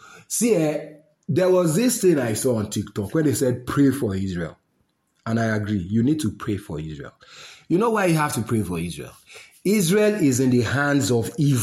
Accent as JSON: {"language": "English", "country": "Nigeria", "said": "I'm a Nigerian, yes. I love my country"}